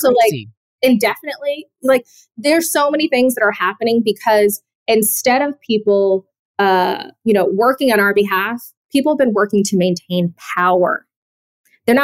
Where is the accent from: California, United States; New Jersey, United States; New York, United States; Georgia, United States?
Georgia, United States; Atlanta; I'm from Atlanta. John Lewis was my congressman, like my entire life, basically.